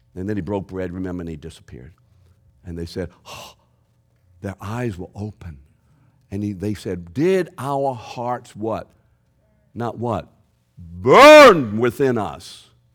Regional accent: New Orleans, Louisiana, United States; I'm from New Orleans.

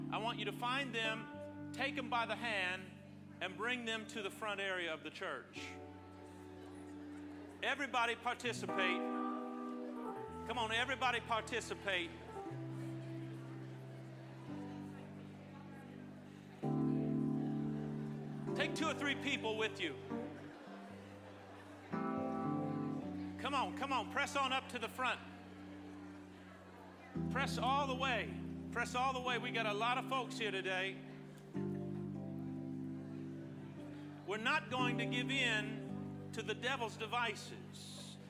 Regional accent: Midwest, United States; now in Southern California, United States; I grew up in the Midwest

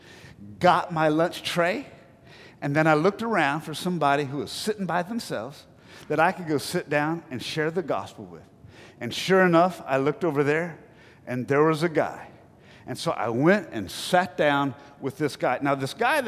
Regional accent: Black Mountain, North Carolina, United States; accent: North Carolina; I grew up in Black Mountain, North Carolina, you know, population 5,000

